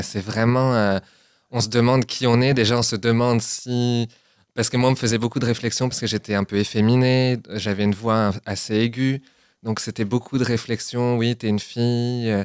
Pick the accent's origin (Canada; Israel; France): France; Chartres, Centre-Val de Loire; moved away; also born or lived in Orléans / Germany; je suis originaire de Chartres. Je suis né à Orléans, mais après j'ai vécu à Chartres.